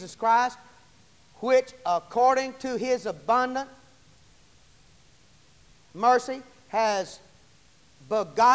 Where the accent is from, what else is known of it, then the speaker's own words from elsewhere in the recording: United States; I come from America